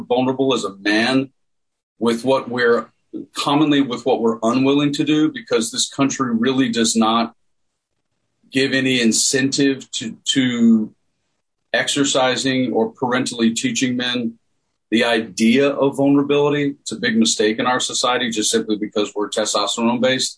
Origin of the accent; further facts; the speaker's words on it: Tennessee, United States; I grew up in Tennessee